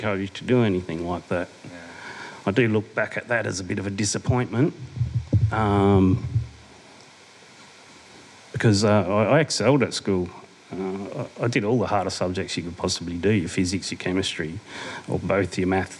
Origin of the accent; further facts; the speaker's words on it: Adelaide, South Australia, Australia; moved away as an adult; also born or lived in Brisbane; I was born and bred down in Adelaide.